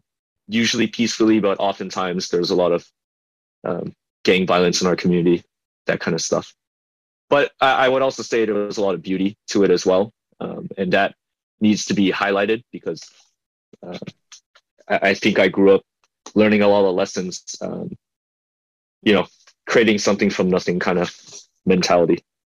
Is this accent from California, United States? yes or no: yes; San Diego, California, United States; also born or lived in Houayxay, Bokeo, Laos; I grew up in Southeast San Diego, mainly Market Street.